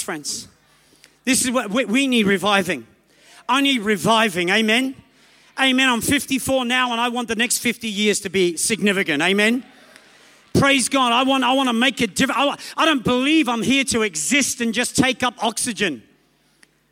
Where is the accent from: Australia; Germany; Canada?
Australia; also born or lived in England; I was born in England, raised in Australia